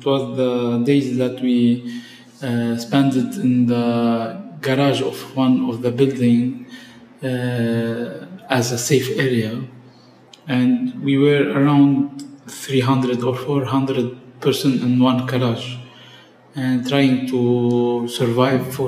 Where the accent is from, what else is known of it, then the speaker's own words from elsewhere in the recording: Tripoli, North Governorate, Lebanon; accent: Tripolitan; I have been born in Tripoli. I'm originally from Tripoli. And I spent all my life living and working in Tripoli and surrounding.